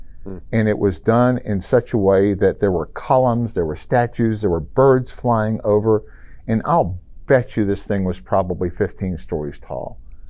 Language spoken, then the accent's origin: English; Memphis, Tennessee, United States; I'm from Memphis.